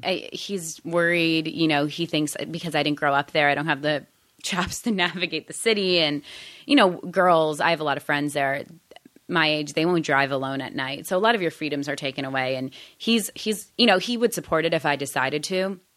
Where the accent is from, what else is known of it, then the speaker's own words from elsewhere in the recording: Toronto, Ontario, Canada; moved away as an adult; now in United States; I grew up in Canada